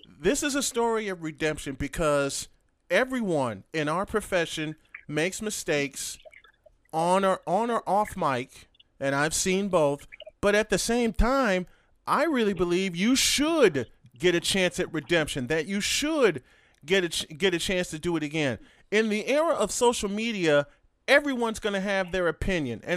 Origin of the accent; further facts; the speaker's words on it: Chicago, Illinois, United States; my hometown of Chicago